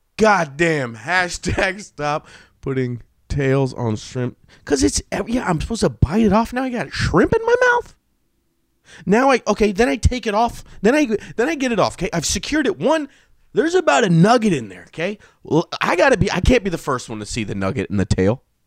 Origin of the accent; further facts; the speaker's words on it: Sacramento, California, United States; I'm from Sacramento